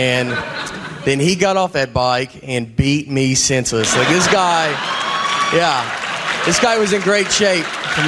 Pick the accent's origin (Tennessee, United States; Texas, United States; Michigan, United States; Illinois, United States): Tennessee, United States; accent: thick; I have a thick accent. And I know this because when I meet people and they hear it, they're always like, what's up? Where are you from? I'm like, Tennessee.